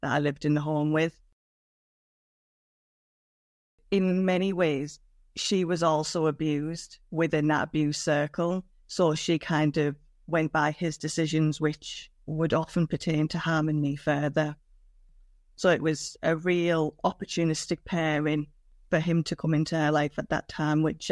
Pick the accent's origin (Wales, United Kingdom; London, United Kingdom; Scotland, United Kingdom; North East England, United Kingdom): North East England, United Kingdom; Middlesbrough; I grew up in the northeast England. I grew up in Middlesbrough.